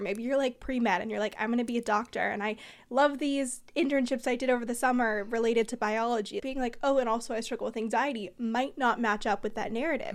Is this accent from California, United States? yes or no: yes; Bay Area, California, United States; I'm from the Bay Area